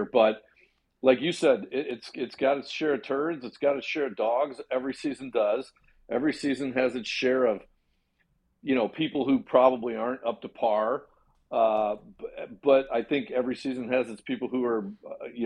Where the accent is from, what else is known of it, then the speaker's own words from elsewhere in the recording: Peoria, Illinois, United States; I grew up in, in Peoria, Illinois